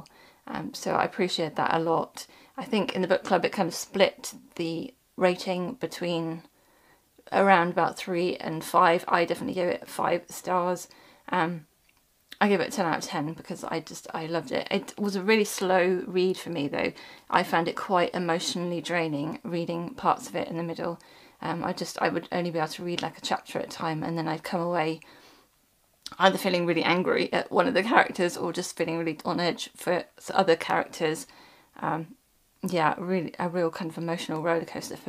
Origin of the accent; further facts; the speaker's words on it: United Kingdom; being British, we don't learn that in our history lessons at school